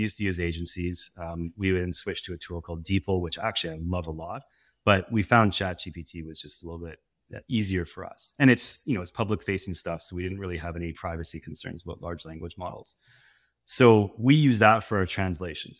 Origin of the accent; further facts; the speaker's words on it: West Coast of Canada, Canada; As a Canadian, I was, I thought, "I'm gonna be a hockey player." And then I realized I was growing up on the West Coast